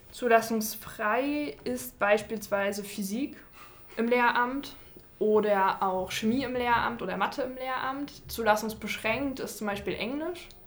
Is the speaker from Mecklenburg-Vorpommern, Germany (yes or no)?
yes; Rostock, Mecklenburg-Vorpommern, Germany; Ja, also ich bin schon in Rostock zur Schule gegangen und bin deswegen dann in Rostock geblieben.